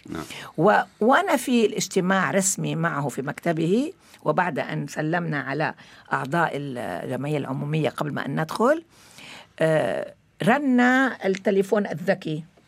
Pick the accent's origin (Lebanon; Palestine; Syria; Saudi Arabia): Lebanon; moved away as an adult; also born or lived in Morocco; وأنا ولدت في لبنان وقضيت 24 سنة في لبنان أعتبر حالي أولا عربية ثم فلسطينية